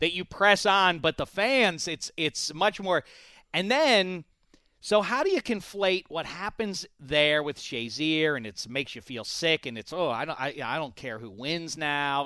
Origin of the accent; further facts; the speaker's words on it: Pittsburgh, Pennsylvania, United States; I'm from Pittsburgh